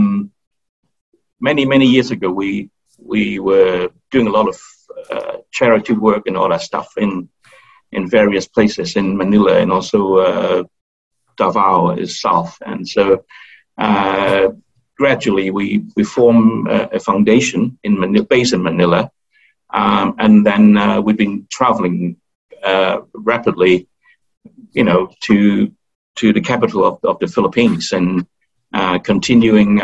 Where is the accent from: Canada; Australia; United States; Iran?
Australia; accent: Aussie; moved away; I speak a little bit of Aussie-lingo